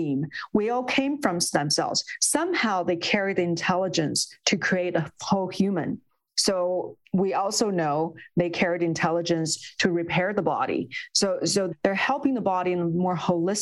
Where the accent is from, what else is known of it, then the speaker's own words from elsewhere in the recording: Beijing, China; moved away as an adult; I grew up in China. I spent my first 20 years in Beijing